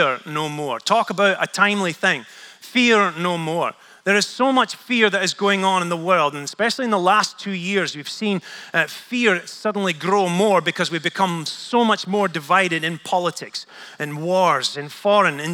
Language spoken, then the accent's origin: English; Scotland, United Kingdom; I'm Scottish